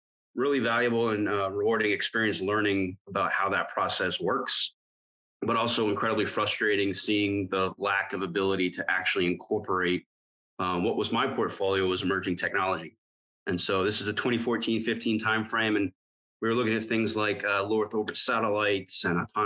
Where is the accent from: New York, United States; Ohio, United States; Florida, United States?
Florida, United States; I'm born and raised in Florida.